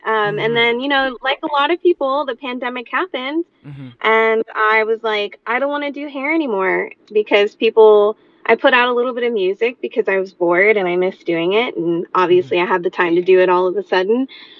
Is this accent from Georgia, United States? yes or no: yes; Atlanta, Georgia, United States; I'm 29 years old. I was born in Atlanta, Georgia, and still reside in Atlanta, Georgia.